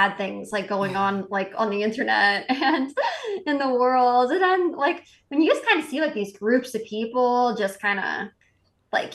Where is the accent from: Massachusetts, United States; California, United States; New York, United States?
Massachusetts, United States; We grew up in Massachusetts